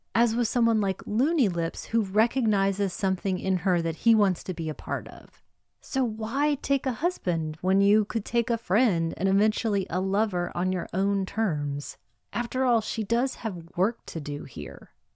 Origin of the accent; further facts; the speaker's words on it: United States; I'm an American.